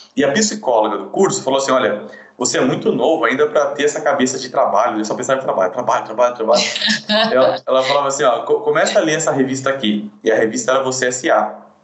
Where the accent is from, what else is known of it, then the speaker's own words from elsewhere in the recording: Sorocaba, São Paulo, Brazil; nasci em São Paulo, depois fui morar em Sorocaba, a gente sempre morou em condições bem, bem simples